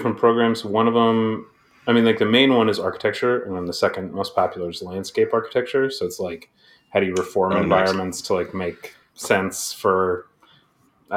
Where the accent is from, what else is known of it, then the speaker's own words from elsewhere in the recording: Aurora, Colorado, United States; also born or lived in Kent, Ohio; now in Boston, United States; I grew up in Colorado, like right outside of Denver in Aurora